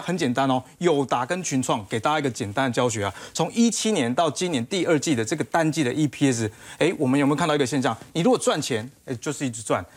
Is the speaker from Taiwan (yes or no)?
yes; Taiwan; 我们台湾人啊，其实没有那么多的耐心